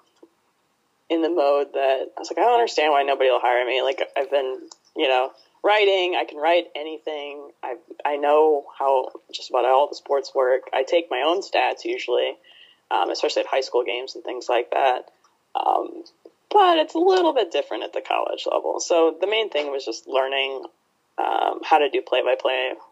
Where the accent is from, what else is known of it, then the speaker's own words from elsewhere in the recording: Ohio, United States; also born or lived in Oregon; now in Chicago, United States; I'm from Ohio originally